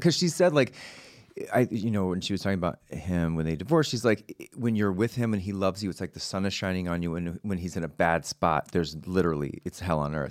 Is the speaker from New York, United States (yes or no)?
no; Texas, United States; moved away; we're both from Texas